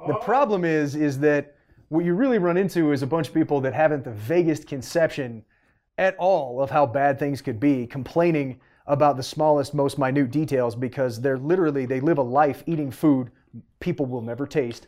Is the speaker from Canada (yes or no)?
yes; Canada; moved away; I'm originally Canadian.